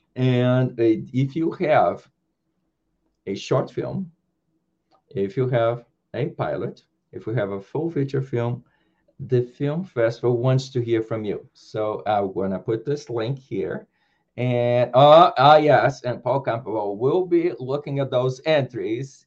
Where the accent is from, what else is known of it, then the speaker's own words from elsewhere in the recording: Brazil; I was born in Brazil